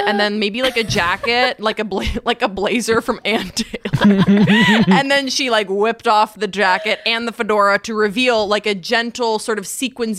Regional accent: Waterloo, Walloon Region, Belgium; I grew up in Waterloo, Belgium. So I grew up overseas

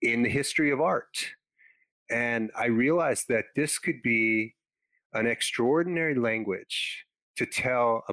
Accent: Los Angeles, California, United States; I grew up in Los Angeles

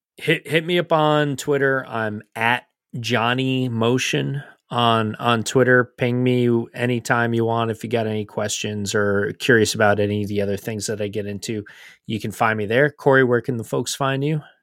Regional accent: United States; as American fans

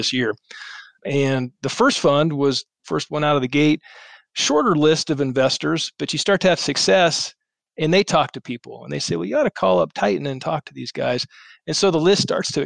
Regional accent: Colorado Springs, Colorado, United States; I grew up in Colorado Springs

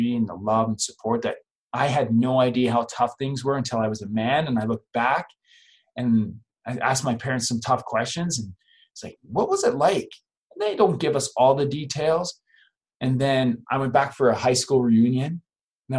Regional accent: Calgary, Alberta, Canada; also born or lived in Three Hills, Alberta; now in Lethbridge, Canada; we grew up in Calgary, Alberta. It's a city of about 1.5 million people. And then when I was 13 years old, we just couldn't afford to live there anymore.

